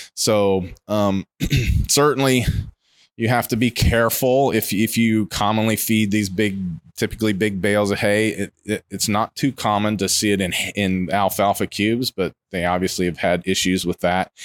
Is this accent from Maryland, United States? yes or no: no; Ohio, United States; now in Ocala, United States; I grew up in Ohio. I grew up in the Midwest.